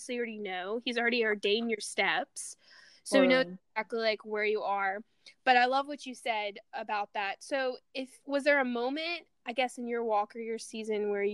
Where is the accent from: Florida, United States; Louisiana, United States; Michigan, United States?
Louisiana, United States; I grew up in Louisiana